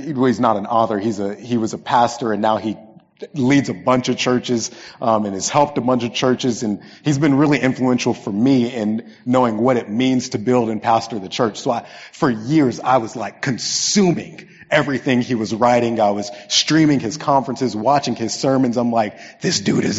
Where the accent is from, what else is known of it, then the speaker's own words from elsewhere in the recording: Lawton, Oklahoma, United States; There's a big artillery base outside of my hometown, one of the biggest in the world. So a lot of military people. My family ended up in Lawton because of this military base.